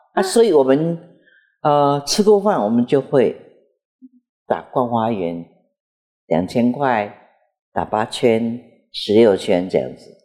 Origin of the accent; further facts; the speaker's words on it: Jiufen, New Taipei, Taiwan; 我是九份出生的